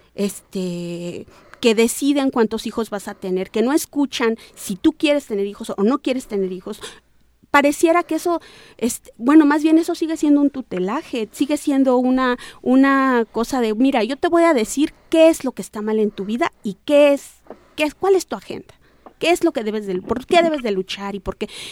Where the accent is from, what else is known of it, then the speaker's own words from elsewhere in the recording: Sierra Norte, Oaxaca, Mexico; Yo soy de la Sierra Norte del estado de Oaxaca, eh, en Nega Zapoteca